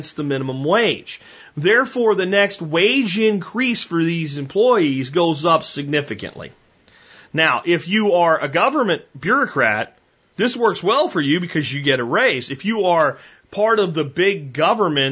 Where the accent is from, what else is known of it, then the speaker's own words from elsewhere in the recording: Pottsville, Pennsylvania, United States; growing up in Pottsville, Pennsylvania, at 16